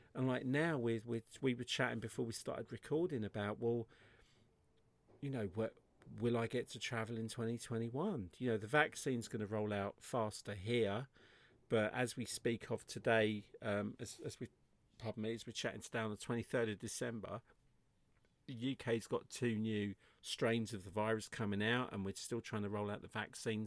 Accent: England, United Kingdom; I'm English

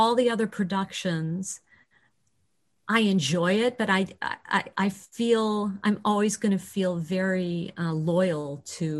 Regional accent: Chicago, Illinois, United States; moved away; knew I was from Chicago

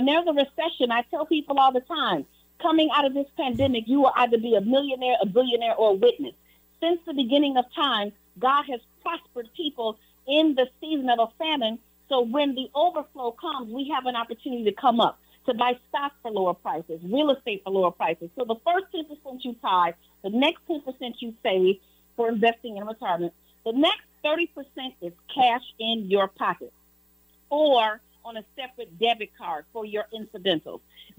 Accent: Chicago, Illinois, United States; I was born and raised in Chicago.

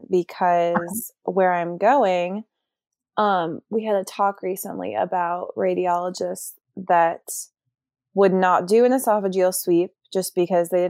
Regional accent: Virginia, United States; born or raised there

